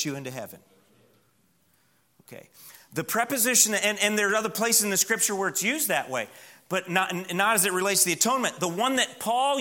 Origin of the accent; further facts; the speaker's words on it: Midwest, United States; now in Southern US; I come from the Midwest where cedars are more a nuisance than anything